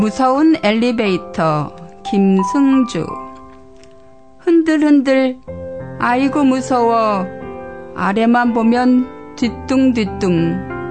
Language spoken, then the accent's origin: Korean; South Korea; moved away; 이곳에 사는 저희들은 모두 태어난 나라를 떠나 살고 있는 사람들이잖아요